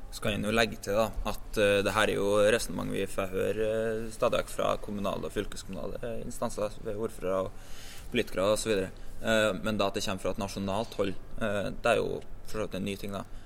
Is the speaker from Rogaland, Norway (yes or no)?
no; Rennebu, Trøndelag, Norway; fra Rennebu i Trøndelag